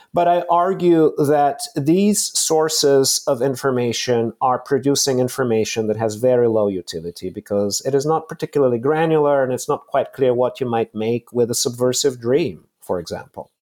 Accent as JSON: {"language": "English", "country": "Bulgaria", "tie": "born or raised there", "moved": "yes", "said": "I was born in Bulgaria in the mid-seventies, and I was fourteen when the Berlin Wall collapsed"}